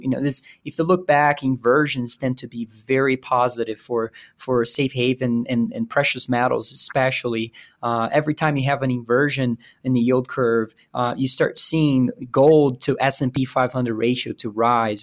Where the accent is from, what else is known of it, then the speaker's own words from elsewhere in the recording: Brazil; moved away as an adult; also born or lived in Virginia, United States / St. Louis, United States; now in Denver, United States; I was born and raised in Brazil. I moved to the U S